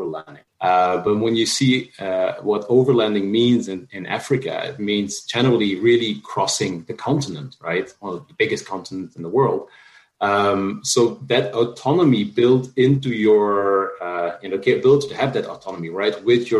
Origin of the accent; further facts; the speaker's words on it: Flanders, Belgium; also born or lived in France; now in San Francisco, United States; As I was little, I grew up in Belgium, in Flanders, which isn't exactly remote